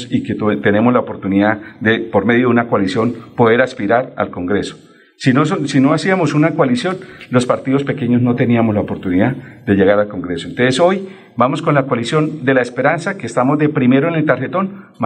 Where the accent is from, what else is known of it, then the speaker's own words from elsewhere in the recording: Mogotes, Santander, Colombia; a los colombianos, a los santandereanos, a los bumangueses, a los florideños, gironeses, pedecuestanos, mogotanos, yo soy de Mogotes